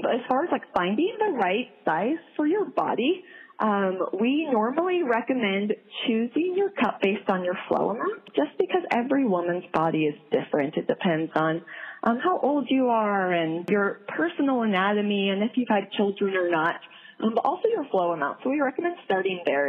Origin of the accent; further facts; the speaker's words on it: Midwest, United States; also born or lived in South Korea; I'm from the Midwest